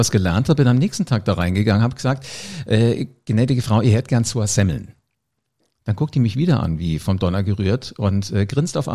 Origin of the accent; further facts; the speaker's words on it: Hesse, Germany; Ich komme aus Hessen. Ich weiß, das ist Ausland für den Bayern.